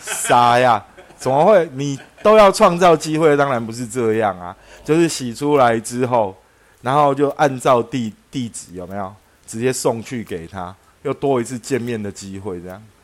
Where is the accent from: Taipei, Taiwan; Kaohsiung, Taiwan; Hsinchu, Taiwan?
Taipei, Taiwan; 我们小时候在台北的搭讪方式，通常是错落在上淡水啊、巴黎啊，然后或者是沙仑啊这些地方啦